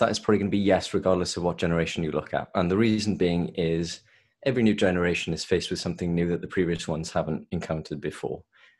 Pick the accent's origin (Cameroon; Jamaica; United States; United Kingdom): United Kingdom; Swansea, Wales; accent: Welsh; moved away as an adult; now in London, United Kingdom; No, I'm from Swansea originally, but moved to London around 5 years ago. So okay. There's a little bit of a Welsh accent left